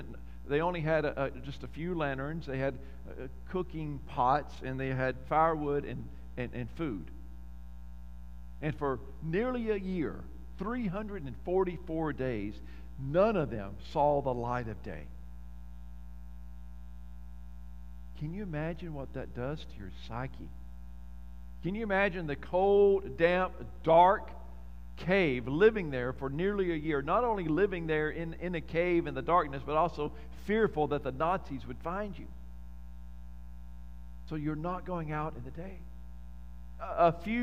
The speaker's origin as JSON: {"language": "English", "town": "Lufkin", "region": "Texas", "country": "United States", "tie": "born or raised there", "said": "growing up in Lufkin, there was this neighborhood, Inglewood"}